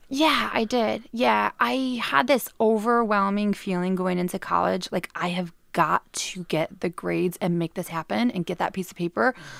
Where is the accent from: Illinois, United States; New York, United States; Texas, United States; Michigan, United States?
Michigan, United States; Clarkston; moved away as an adult; also born or lived in Australia; now in England; now I'm back in my hometown